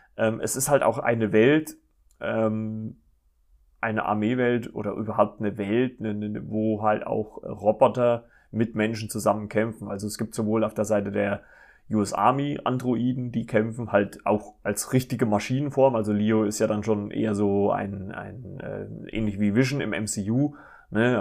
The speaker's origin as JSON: {"language": "German", "country": "Germany", "said": "hier bei uns in Deutschland"}